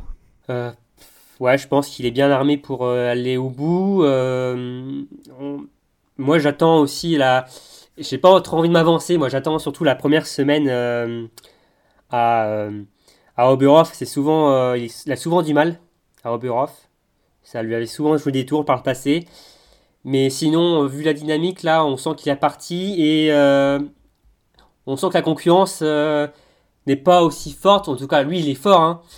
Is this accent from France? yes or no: yes; France; en tant que Français